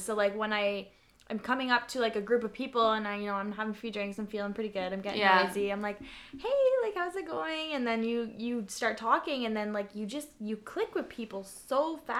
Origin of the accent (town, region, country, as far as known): Flin Flon, Manitoba, Canada